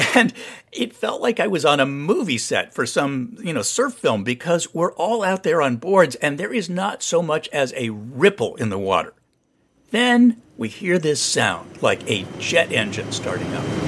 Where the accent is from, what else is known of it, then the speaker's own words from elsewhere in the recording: Santa Barbara, California, United States; moved away; I grew up surfing around Santa Barbara